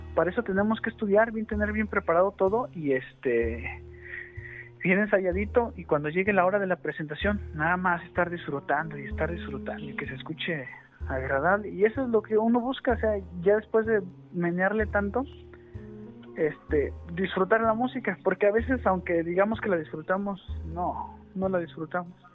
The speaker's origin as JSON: {"language": "Spanish", "region": "San Luis Potosí", "country": "Mexico", "said": "Acá nosotros también el norteño en San Luis Potosí es muy somos norteños"}